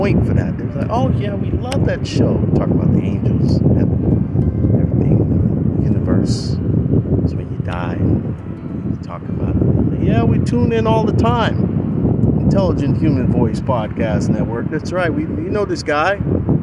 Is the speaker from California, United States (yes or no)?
yes; Oakland, California, United States; a kid growing up in Oakland